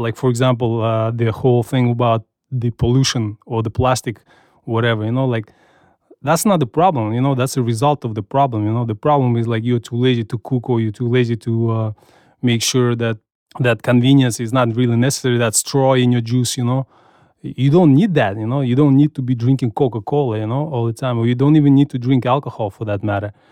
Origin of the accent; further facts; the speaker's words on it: Kazakhstan; now in United States; I grew up in Soviet Union